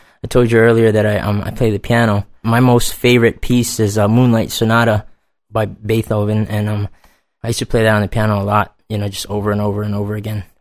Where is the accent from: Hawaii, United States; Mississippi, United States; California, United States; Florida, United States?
Hawaii, United States; moved away; I'm originally from Hawaii.